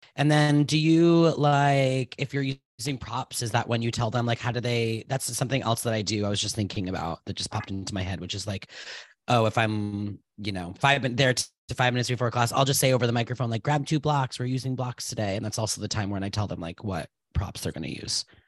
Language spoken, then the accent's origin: English; Rhode Island, United States; I was born in Rhode Island on Valentine's Day in nineteen eighty-nine